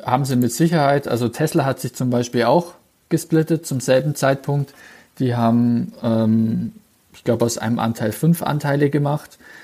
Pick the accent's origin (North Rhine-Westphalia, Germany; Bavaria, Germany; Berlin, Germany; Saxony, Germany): Bavaria, Germany; Bavaria / Swabia, Germany; bei uns in Bayern bzw. in Schwaben